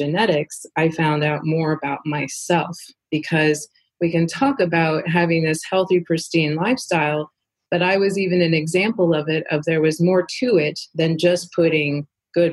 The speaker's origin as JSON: {"language": "English", "region": "Southeast Alaska", "country": "United States", "tie": "born or raised there", "said": "I was raised in Southeast Alaska on salmon from my own family catching it"}